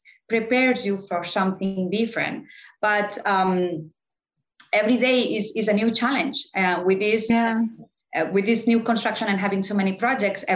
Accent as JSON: {"language": "English", "town": "Barcelona", "region": "Catalonia", "country": "Spain", "tie": "born or raised there", "also_born_or_lived": "New York", "moved": "as an adult", "lives_now": "Miami, United States", "said": "I was born in Barcelona"}